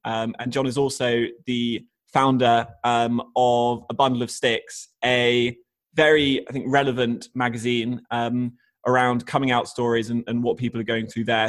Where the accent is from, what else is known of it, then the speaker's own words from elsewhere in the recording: Australia; growing up in Australia